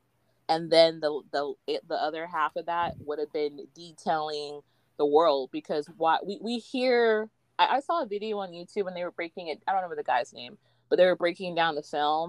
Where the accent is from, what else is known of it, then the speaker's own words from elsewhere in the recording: United States; we're American